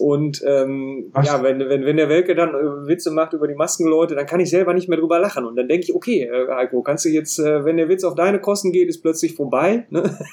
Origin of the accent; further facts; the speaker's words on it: North Rhine-Westphalia, Germany; als Ostwestfale